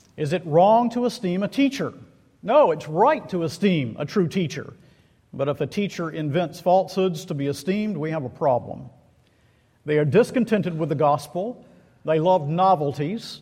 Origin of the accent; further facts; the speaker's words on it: Macon, Georgia, United States; Central City Park in Macon, Georgia, my hometown